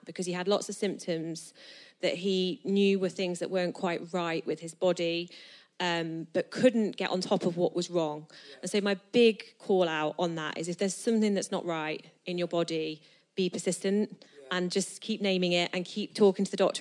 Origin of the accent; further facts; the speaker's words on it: Nottingham, East Midlands, United Kingdom; moved away as an adult; also born or lived in south of England; now in Nottingham, United Kingdom; I'm from Nottingham